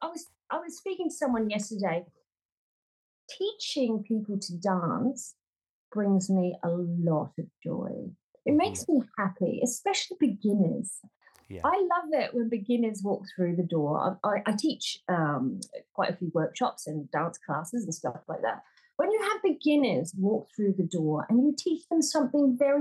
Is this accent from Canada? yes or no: no; Auckland, New Zealand; moved away as an adult; also born or lived in England; I'm from New Zealand, originally Auckland, New Zealand